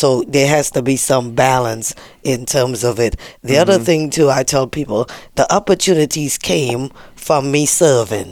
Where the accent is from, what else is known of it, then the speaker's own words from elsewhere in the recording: Trinidad & Tobago; I was born in Trinidad